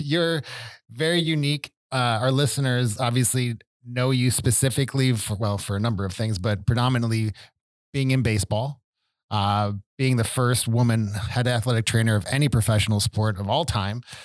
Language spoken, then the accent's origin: English; Buffalo, New York, United States; growing up in Buffalo, it's, it's a blue-collar town